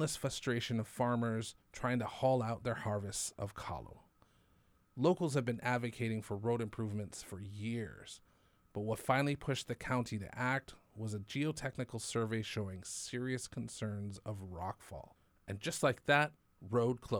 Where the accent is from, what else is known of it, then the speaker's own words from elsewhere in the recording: Waimea, Hawaii, United States; also born or lived in Oahu; I was born on Oahu and grew up on Hawaii Island